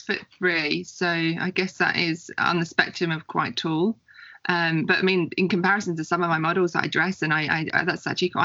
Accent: England, United Kingdom; now in Australia; I'm originally English. I'm English born and bred. And I guess you class me as an expat living in Australia.

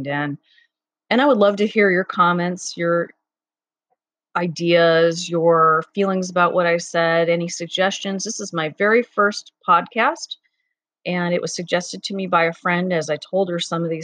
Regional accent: Cleveland, Ohio, United States; moved away; I grew up in Cleveland, Ohio for the first part of my life

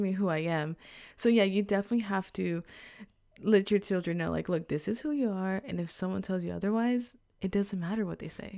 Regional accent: Texas, United States; moved away as an adult; now in Japan; we grew up in Texas

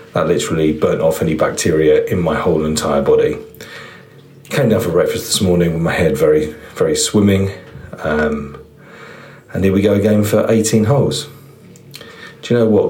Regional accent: England, United Kingdom

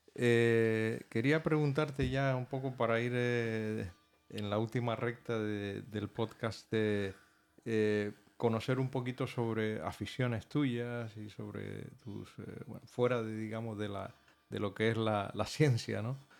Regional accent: Gran Canaria, Canary Islands, Spain; yo soy del Gran Canaria también

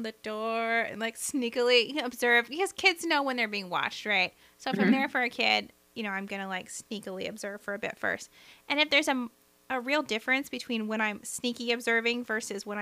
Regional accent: the South, United States; accent: Southern; my Southern accent

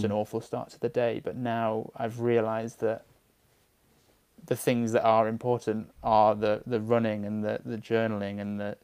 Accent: Manchester, North West England, United Kingdom; moved away; I'm from Manchester originally

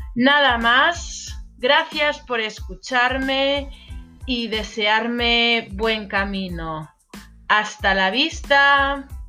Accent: Galicia, Spain; la capital de Galicia, la región de donde yo soy

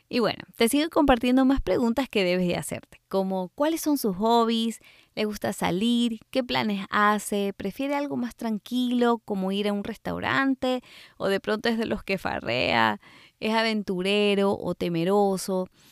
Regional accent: Ecuador; moved away; cuando hacía fotografía de recién nacidos en mi país, Ecuador

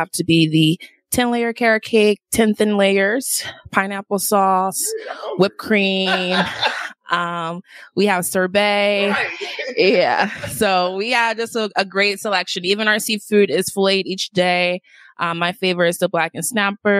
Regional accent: Philadelphia, Pennsylvania, United States; moved away as an adult; also born or lived in Washington, D.C.; now in Las Vegas, United States; I'm originally from Philly, but I did live in D.C. for 3 years

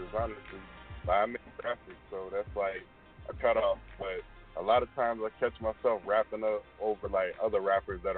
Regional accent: Broward County, Florida, United States; I'm from Broward County, Florida.

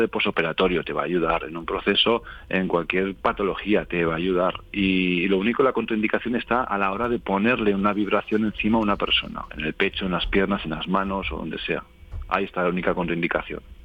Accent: Calatayud, Aragon, Spain; moved away; also born or lived in Madrid / Sitges; ahora estoy en mi tierra natal, que es Calatayud, en Aragón

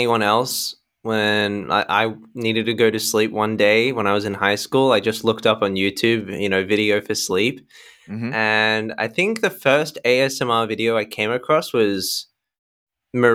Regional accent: Sydney, New South Wales, Australia; So I was born in Sydney, Australia, and I've grown up here my whole life.

